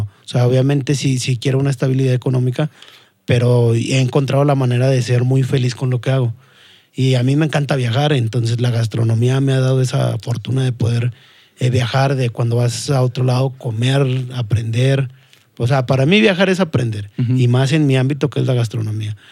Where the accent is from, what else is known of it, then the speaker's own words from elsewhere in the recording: Saltillo, Coahuila, Mexico; also born or lived in Mexico City; la jefa se decide regresar para, para acá, para, para Saltillo, y básicamente me considero eh, más norteño que, que, otra cosa. Siempre he vivido aquí, bueno, la, la, mayor parte de mi vida la he vivido aquí, me considero saltillense.